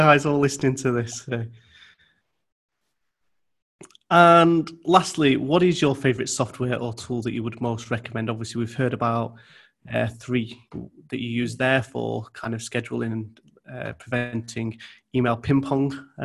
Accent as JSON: {"language": "English", "region": "the north of England", "country": "United Kingdom", "accent": "strong northern", "said": "I've got quite a strong northern accent"}